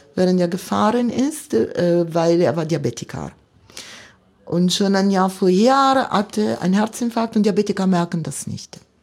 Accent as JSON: {"language": "German", "town": "Milan", "region": "Lombardy", "country": "Italy", "tie": "born or raised there", "second_language": "German", "moved": "as an adult", "lives_now": "Cottbus, Germany", "said": "ich bin äh, Mailänderin, äh, komme ich aus der Stadt Mailand. Äh, seit Generationen sind wir Mailänder"}